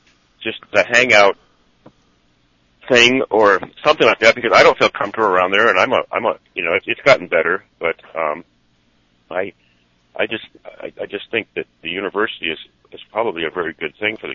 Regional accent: Saratoga, California, United States; also born or lived in Los Gatos; I was raised in Saratoga, Los Gatos. It was all orchards over there. I'm 64 now myself.

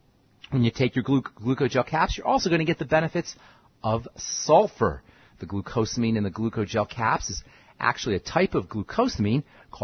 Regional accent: Boulder, Colorado, United States; I'm a pharmacist from Boulder, Colorado.

